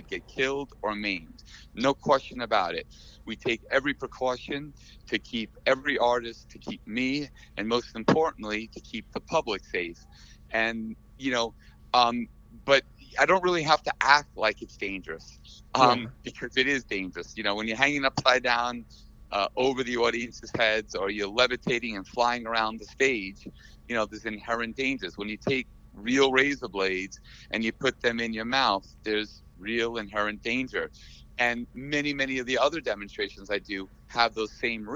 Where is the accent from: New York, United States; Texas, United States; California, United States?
New York, United States; now in Las Vegas, United States; I'm from New York as well